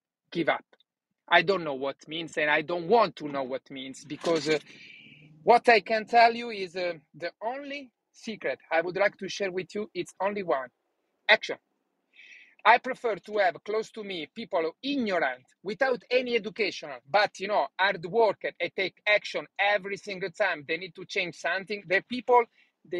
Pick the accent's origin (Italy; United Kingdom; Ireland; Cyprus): Italy; English is a second language; moved away as an adult; now in United States; When I started to live in USA, I didn't speak one word in English.